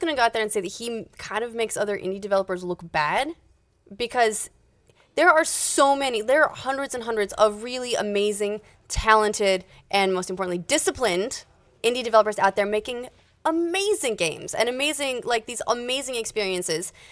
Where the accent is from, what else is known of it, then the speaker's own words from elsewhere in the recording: Utah, United States; I'm from Utah.